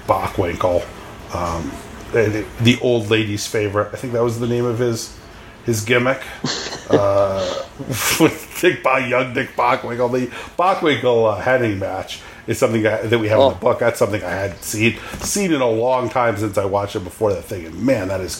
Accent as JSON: {"language": "English", "area": "Bay Area", "region": "California", "country": "United States", "tie": "born or raised there", "said": "I grew up in the Bay Area. I grew up in the Bay Area, but a little too late"}